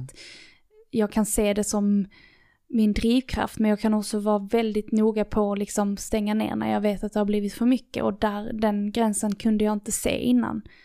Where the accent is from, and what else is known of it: Lerberget, Skåne, Sweden; born or raised there